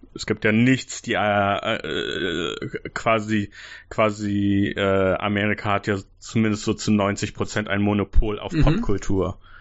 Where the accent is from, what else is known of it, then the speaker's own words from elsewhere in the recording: Germany; als Deutsche so aus meiner Altersgruppe, aus meiner Generation